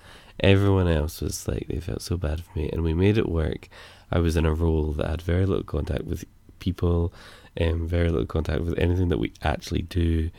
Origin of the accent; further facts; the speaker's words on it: United Kingdom; Yeah, as British, we're not allowed to do that.